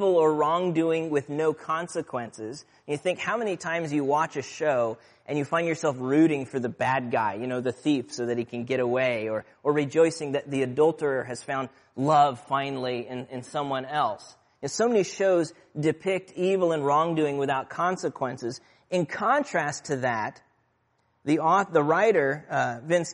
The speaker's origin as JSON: {"language": "English", "town": "Aurora", "region": "Midwest", "country": "United States", "tie": "born or raised there", "moved": "yes", "said": "Where I grew up in the Midwest, tornado warnings were a relatively common occurrence. In my hometown of Aurora"}